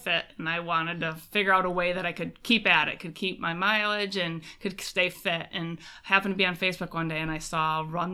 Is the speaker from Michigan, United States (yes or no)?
yes; Monroe Center, Michigan, United States; Born and raised in close to Traverse City, Michigan. Monroe Center is my actual hometown. It's just outside of Traverse City. I have never left